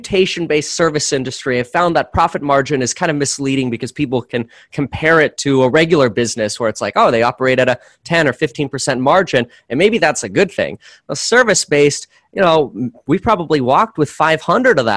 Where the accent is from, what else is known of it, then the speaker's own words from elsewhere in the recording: Florida, United States; also born or lived in Germany / Southern California; now in Ventura County, California, United States; I was born in Germany and got moved out to Florida when I was a year and a half old